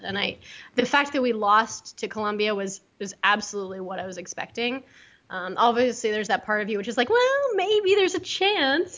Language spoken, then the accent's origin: English; the Bay Area, California, United States; I'm from the Bay Area, okay? Hello. I was born and raised in the Bay Area